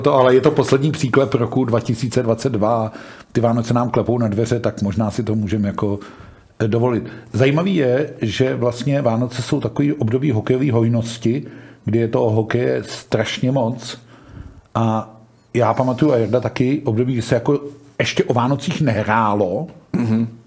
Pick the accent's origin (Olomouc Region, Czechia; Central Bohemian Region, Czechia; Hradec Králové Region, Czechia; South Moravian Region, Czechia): Hradec Králové Region, Czechia; Hradec Králové; já jsem rodák z Hradce